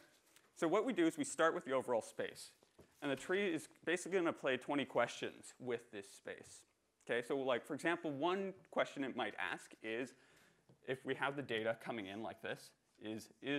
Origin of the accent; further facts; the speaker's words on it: Canada; I'm Canadian